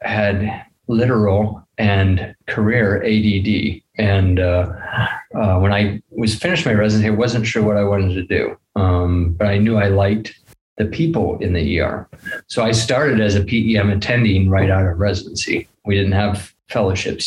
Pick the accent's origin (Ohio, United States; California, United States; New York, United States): Ohio, United States; moved away as an adult; also born or lived in Chapel Hill, North Carolina; now in Utah, United States; I grew up in Ohio in a small town